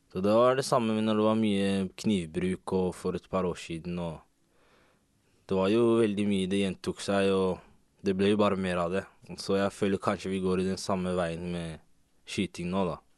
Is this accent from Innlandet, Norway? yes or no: no; Oslo, Norway; Jeg også er fra Oslo.